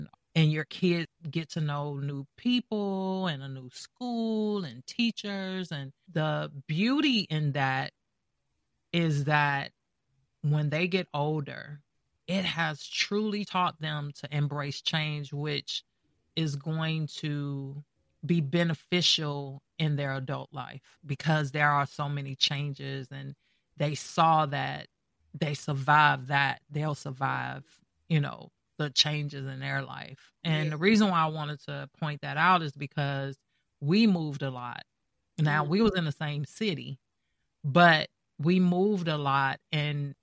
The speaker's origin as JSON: {"language": "English", "town": "Gary", "region": "Indiana", "country": "United States", "moved": "yes", "lives_now": "Atlanta, United States", "said": "I'm from Gary, Indiana. I moved here in the beginning of 98"}